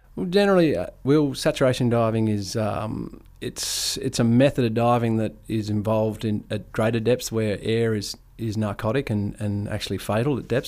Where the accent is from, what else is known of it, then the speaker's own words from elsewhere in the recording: Ord River, Kimberley, Western Australia, Australia; growing up on the Ord River with, with not, not a whole lot of rules was was a privilege, really